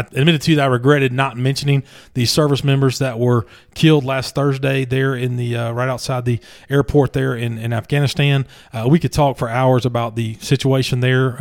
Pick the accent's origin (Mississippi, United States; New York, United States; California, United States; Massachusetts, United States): Mississippi, United States; McComb; moved away; My hometown